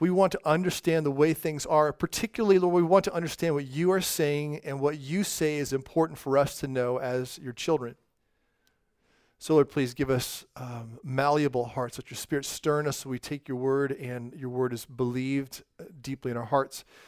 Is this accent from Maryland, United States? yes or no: no; California, United States; first language English; in California, where I'm from